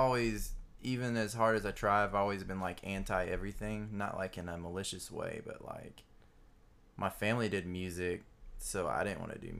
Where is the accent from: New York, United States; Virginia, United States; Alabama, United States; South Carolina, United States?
Alabama, United States; Boring. I mean, the woods is really pretty and the lake was really pretty. I grew up on Gunnersville Lake.